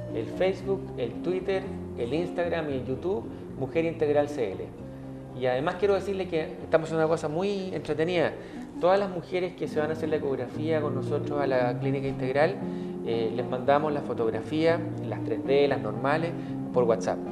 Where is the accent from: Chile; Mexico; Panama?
Chile; nosotros como chilenos